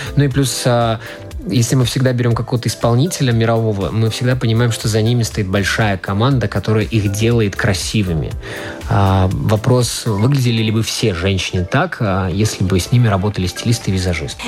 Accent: Latvia; also born or lived in Riga; когда я уже вырос и отправился в Ригу покорять столицу

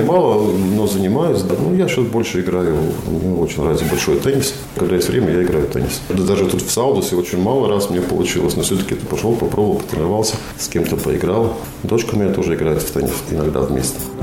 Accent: Talsi, Talsi Municipality, Latvia; also born or lived in Roja / Liepāja / Ventspils / Kuldīga; Если говорить про Латвию, это Роя, мое детство, потом Таусы, как бы самое большое время, вот юношеское время все

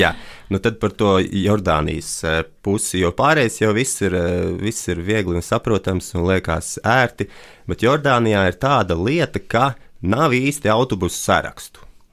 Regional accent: Riga, Latvia; es no Latvijas, Rīgas

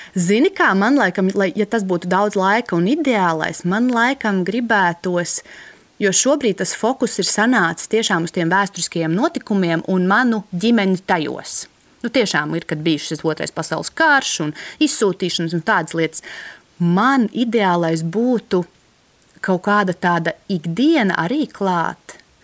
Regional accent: Latvia; man kā bērnam, kas audzis brīvā Latvijā

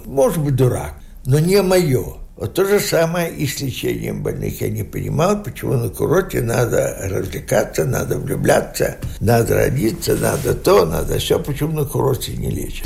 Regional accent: Dubrovno, Vitebsk Region, Belarus; moved away as an adult; now in Latvia; я родился в Дубровной, Витебской области. Там я окончил школу белорусскую с медалью

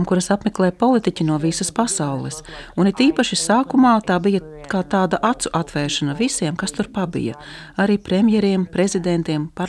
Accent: Ukraine; es esmu Ukrainiete.

